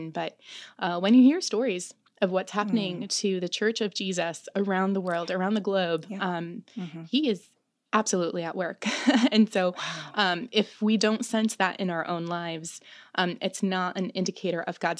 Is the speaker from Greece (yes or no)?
yes; Greece; born there; as she left Romania, and she was the one to leave first. And I was born in Greece.